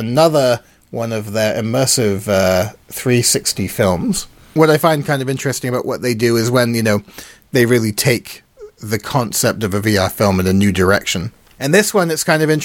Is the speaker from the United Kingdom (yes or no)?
yes; United Kingdom; being British